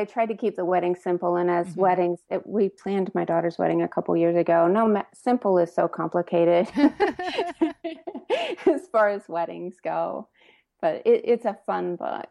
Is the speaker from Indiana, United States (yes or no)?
yes; Indiana, United States; now in Lexington, United States; I grew up in Indiana, but my mom was from Kentucky, and I actually live in Lexington now.